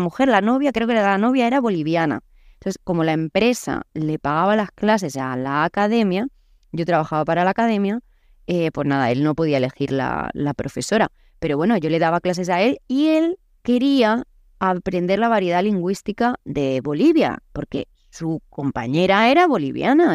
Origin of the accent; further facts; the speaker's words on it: Murcia, Region of Murcia, Spain; accent: Murcian; moved away; also born or lived in Naples / Paraguay; yo soy española, es más, soy de Murcia